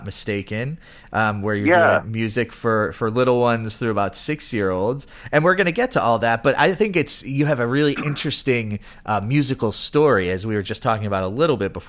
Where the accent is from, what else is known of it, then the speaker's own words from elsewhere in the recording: Buffalo, New York, United States; now in Houston, United States; I grew up in Buffalo, New York